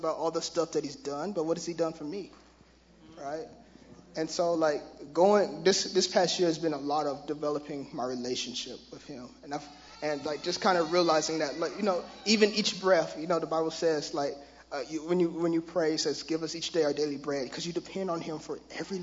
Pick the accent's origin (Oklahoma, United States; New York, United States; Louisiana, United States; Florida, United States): Oklahoma, United States; Tulsa; growing up in Tulsa, Oklahoma, I had plenty of religion